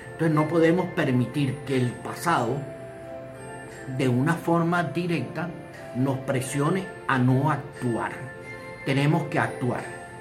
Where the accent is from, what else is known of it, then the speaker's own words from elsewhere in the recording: Venezuela; En mi país, Venezuela